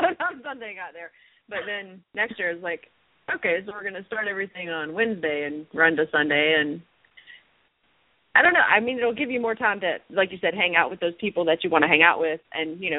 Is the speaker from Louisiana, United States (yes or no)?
yes; Louisiana, United States; I grew up in Louisiana